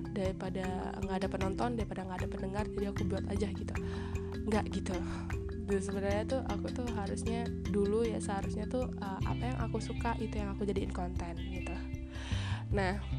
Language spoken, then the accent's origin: Indonesian; Palembang, South Sumatra, Indonesia; aku kan orang Palembang banget nih aku I'm proud to be Palembang nis